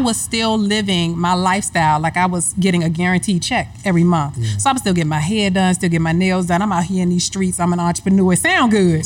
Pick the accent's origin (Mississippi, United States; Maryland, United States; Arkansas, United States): Maryland, United States; Hyattsville; moved away; I'm from Hyattsville, Maryland, in the household with Ruth and Thomas, my first example of marriage